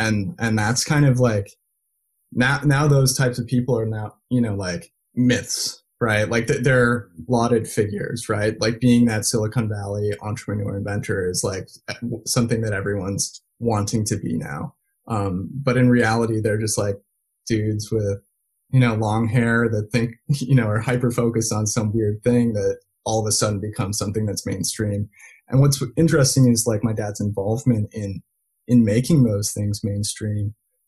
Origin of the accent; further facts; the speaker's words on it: Belgium; Like I grew up speaking multiple languages. And growing up in Belgium was fantastic.